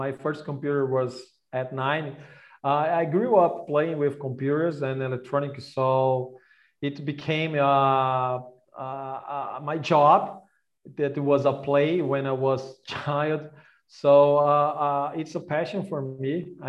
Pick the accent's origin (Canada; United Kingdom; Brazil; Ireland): Brazil; I'm born and raised in Brazil